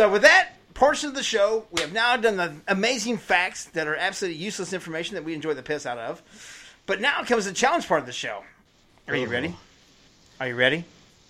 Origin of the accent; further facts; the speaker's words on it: Ohio, United States; I'm from Ohio